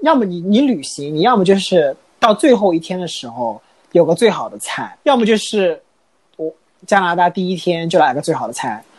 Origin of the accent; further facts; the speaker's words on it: Jiuzhaigou, Sichuan, China; 我那块田本来很实的扎根在我们老家九寨沟那边的